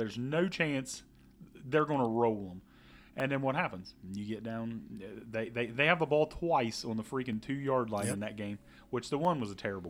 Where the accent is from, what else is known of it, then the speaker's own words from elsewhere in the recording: Ohio, United States; And we are from Ohio, by the way. If you do not know us, we are a couple Ohio boys.